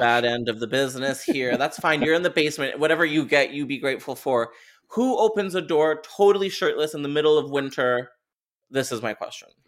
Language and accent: English; Canada; I'm Canadian.